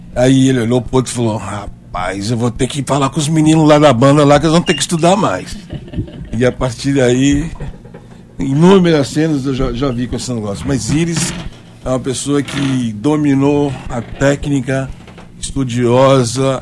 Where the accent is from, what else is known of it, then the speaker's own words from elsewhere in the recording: São Bernardo do Campo, São Paulo, Brazil; moved away as an adult; now in Paraíba, Brazil; eu vim de São Paulo, eu sou de São Bernardo do Campo, terra lá dos automóveis